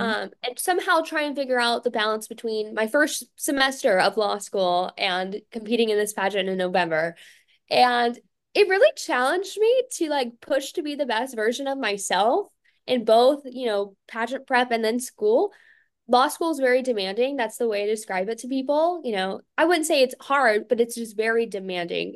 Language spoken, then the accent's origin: English; Fayetteville, North Carolina, United States; I'm from Fayetteville, North Carolina, which is home to w, our largest U S military base